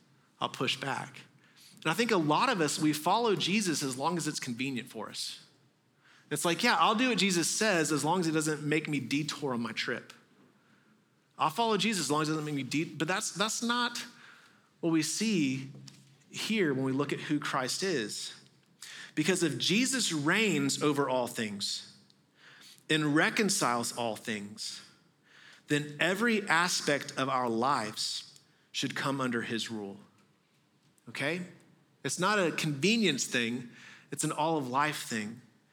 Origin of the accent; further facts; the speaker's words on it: Texas, United States; moved away; I grew up mostly in Texas